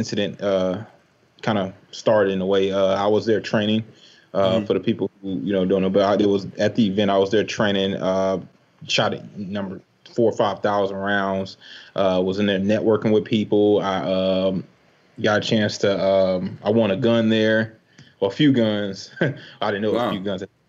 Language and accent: English; Chicago, Illinois, United States; I'm from Chicago